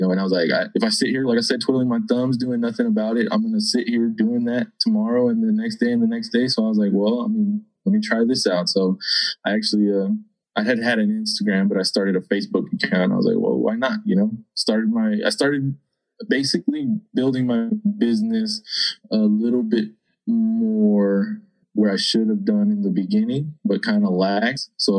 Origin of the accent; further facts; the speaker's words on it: Texas, United States; I mean, we come from Boomtown, USA, you know, I mean, West Texas, this is how it is, you know.